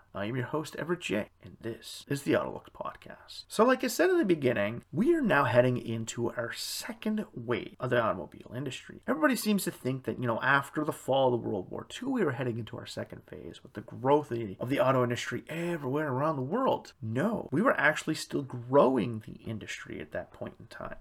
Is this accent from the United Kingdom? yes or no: no; Canada